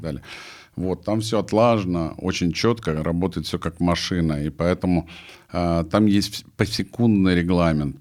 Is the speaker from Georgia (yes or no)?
yes; Sukhumi, Abkhazia, Georgia; moved away; я родился в Сухуме тоже на Черном море